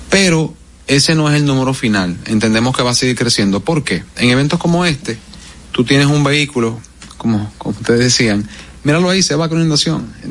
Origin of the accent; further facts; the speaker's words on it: Dominican Republic; Sí, esos son, tú sabes, como decimos dominicano esos fuetazos que llegan.